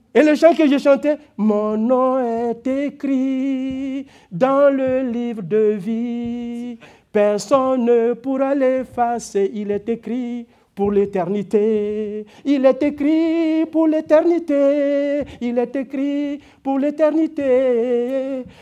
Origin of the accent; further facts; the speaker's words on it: Burkina Faso; moved away; Parce que je viens de là. J'ai grandi dans une famille de cultivateurs